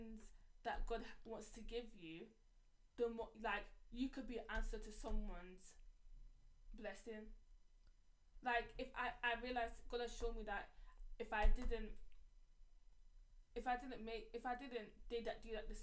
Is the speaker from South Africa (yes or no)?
no; United Kingdom; we're sisters. Like, yeah, and we're from the UK